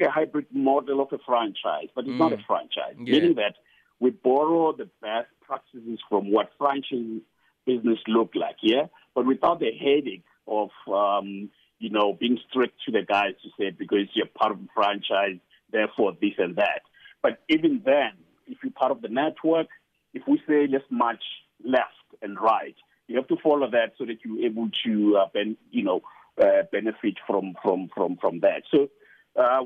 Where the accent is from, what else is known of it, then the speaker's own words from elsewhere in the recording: Johannesburg, Gauteng, South Africa; I'm from Alex